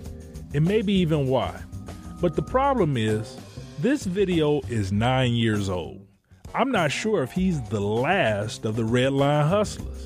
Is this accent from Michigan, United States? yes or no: yes; Detroit, Michigan, United States; also born or lived in Chicago; I'm a storyteller from Detroit, but I spent a fair amount of time in Chicago riding the CTA